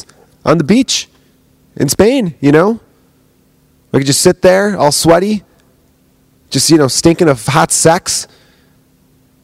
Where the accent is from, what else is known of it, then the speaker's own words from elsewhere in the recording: United States; I am American